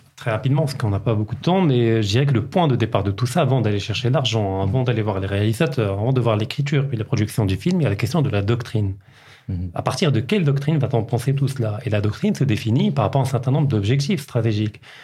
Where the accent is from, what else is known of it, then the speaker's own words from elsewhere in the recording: Kenitra, Rabat-Salé-Kénitra, Morocco; j'ai grandi à Kenitra